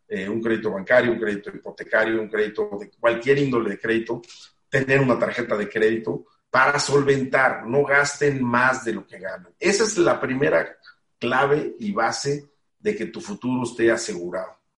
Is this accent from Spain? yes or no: no; Mexico; he estado cumpliendo con los deberes como mexicano que uno tiene